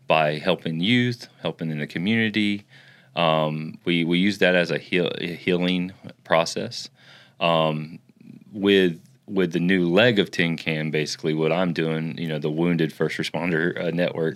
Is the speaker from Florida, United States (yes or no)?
yes; Florida, United States; also born or lived in Ocklawaha, Florida; I was raised in Florida